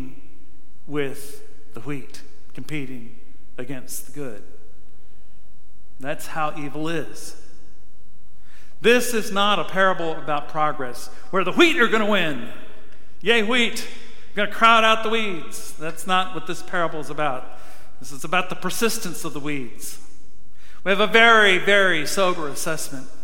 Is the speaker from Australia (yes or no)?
no; Farmington, Missouri, United States; moved away; When I was a kid, growing up in Farmington, Missouri